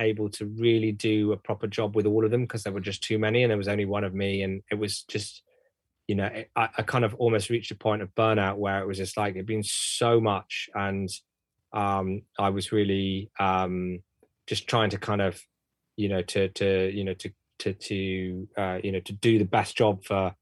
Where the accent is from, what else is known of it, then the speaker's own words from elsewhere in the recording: Bristol, South West England, United Kingdom; We're both from Bristol.